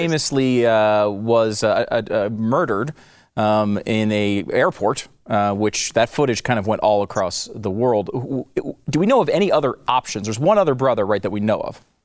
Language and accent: English; United States; as an American